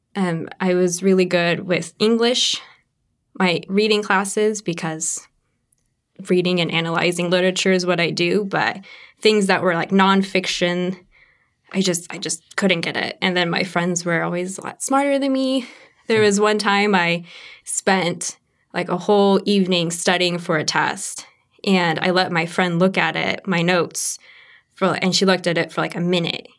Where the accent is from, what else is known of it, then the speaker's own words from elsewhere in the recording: Kokomo, Indiana, United States; I grew up actually in Kokomo, Indiana